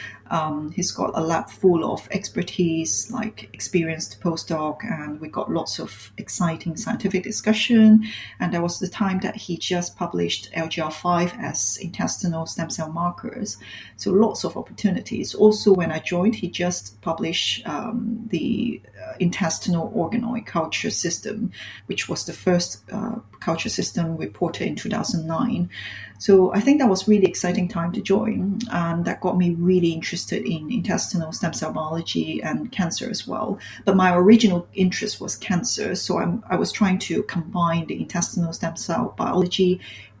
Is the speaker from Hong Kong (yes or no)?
yes; Hong Kong; moved away as an adult; now in London, United Kingdom; I came from Hong Kong originally.